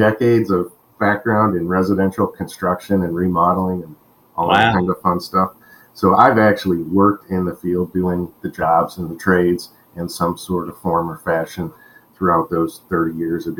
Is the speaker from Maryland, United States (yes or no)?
no; Ohio, United States; also born or lived in Colorado; now in Florida, United States; we're both from Ohio. We were born and raised in Ohio, and we moved from the West Coast, actually, from Colorado to Florida